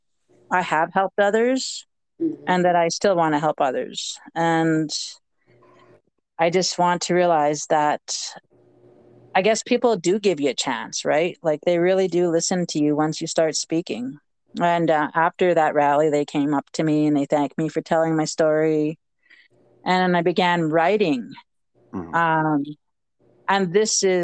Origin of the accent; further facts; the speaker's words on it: Regina, Saskatchewan, Canada; also born or lived in James Smith Cree Nation, Saskatchewan; my hometown